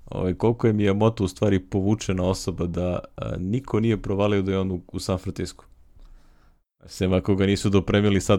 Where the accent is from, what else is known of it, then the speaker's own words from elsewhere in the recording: Pirot, Pirot District, Serbia; ja sam iz Pirot